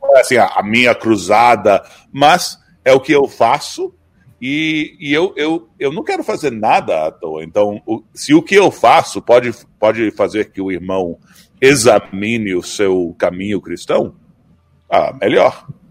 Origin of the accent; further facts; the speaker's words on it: Brazil; moved away; eu sou brasileiro